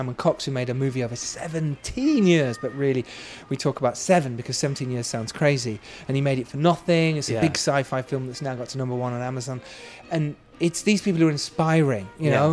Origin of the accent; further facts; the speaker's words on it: United Kingdom; I've actually had to talk myself out of not being too British